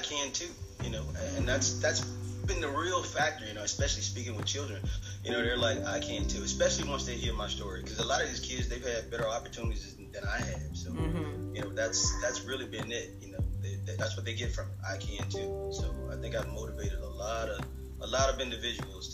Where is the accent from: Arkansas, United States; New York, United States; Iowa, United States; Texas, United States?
Arkansas, United States; Eudora; growing up in Eudora, Arkansas, which was a small town